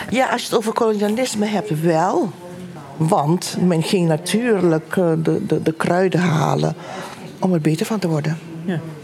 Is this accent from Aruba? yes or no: yes; Aruba; now in Tilburg, Netherlands; geboren op Aruba uit Surinaamse ouders